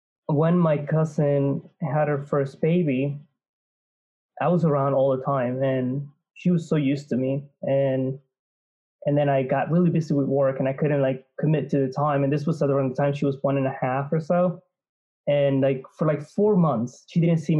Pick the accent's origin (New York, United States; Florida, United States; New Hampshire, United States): New York, United States; As a New Yorker